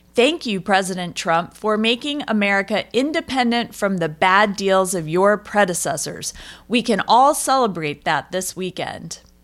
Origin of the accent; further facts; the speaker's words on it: Washington, District of Columbia, United States; growing up in the Washington, D C area